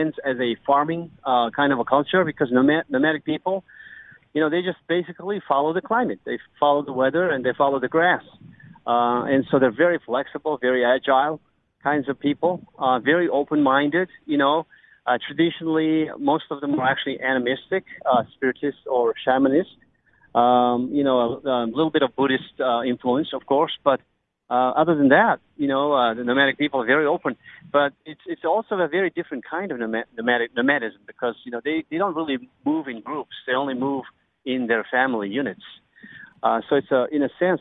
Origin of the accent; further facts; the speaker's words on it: Mongolia; accent: American; moved away as an adult; also born or lived in United States; I was born and bred in Mongolia